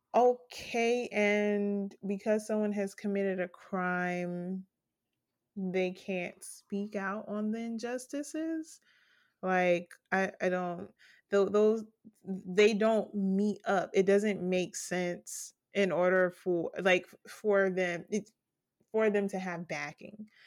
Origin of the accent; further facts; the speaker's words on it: United States; as an American